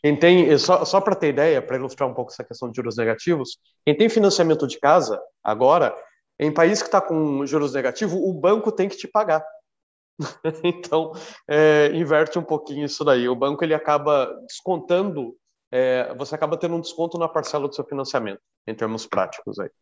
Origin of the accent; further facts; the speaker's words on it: São Paulo, Brazil; moved away as an adult; now in Portugal; eu sou do interior